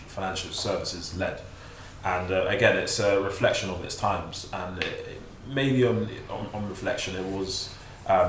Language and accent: English; London, United Kingdom; I'm from East London